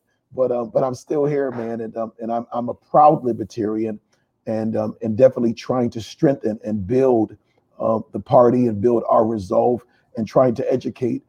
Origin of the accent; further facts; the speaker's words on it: Hartford, Connecticut, United States; also born or lived in Panama City; I'm originally from Hartford, Connecticut. I've been there all of my life.